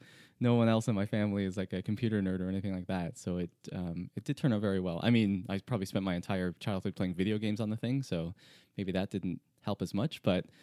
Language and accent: English; Toronto, Ontario, Canada; I'm from Toronto in Canada.